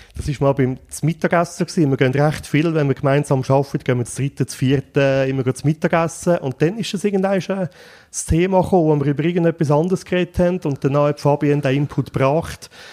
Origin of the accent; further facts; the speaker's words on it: Buochs, Nidwalden, Switzerland; Ich bin in Zbuchs aufgewachsen